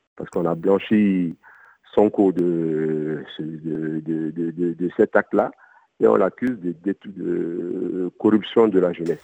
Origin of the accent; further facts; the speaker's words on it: Côte d’Ivoire; now in Mali; j'ai grandi en Côte d'Ivoire. Je suis arrivé au Mali en 95